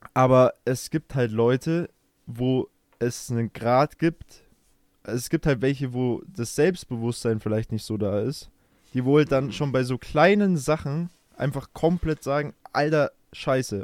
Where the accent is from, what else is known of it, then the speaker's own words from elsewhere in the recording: Germany; bei uns in Deutschland